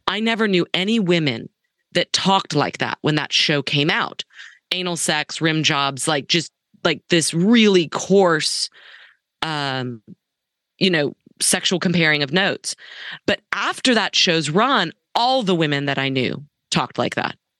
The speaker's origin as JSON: {"language": "English", "town": "Dallas", "region": "Texas", "country": "United States", "tie": "born or raised there", "said": "since I was a little girl growing up in Dallas"}